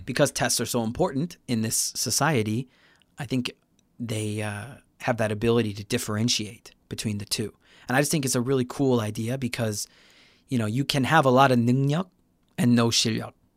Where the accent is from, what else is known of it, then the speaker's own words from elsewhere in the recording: Chicago, Illinois, United States; now in Busan, South Korea; I'm from Chicago originally